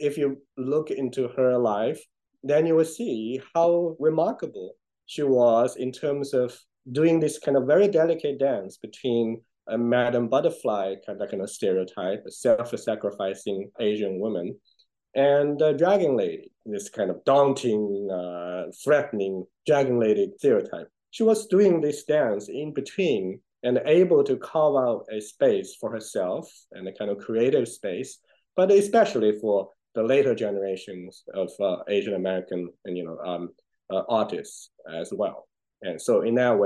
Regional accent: China; moved away; I grew up in China. I know all those places

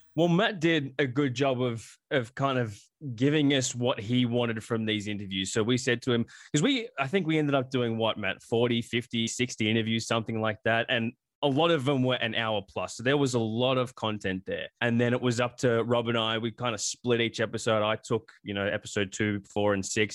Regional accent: Australia; now in United States; I grew up in Australia

